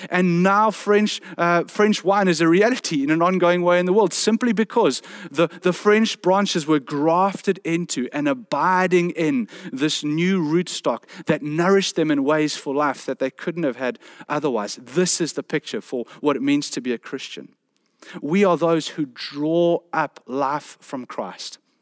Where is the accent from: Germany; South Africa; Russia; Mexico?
South Africa; South Peninsula, Western Cape; I come from the South Peninsula